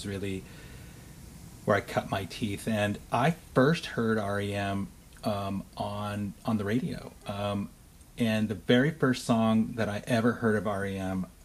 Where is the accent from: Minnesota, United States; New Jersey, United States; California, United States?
California, United States; Huntington Beach; born or raised there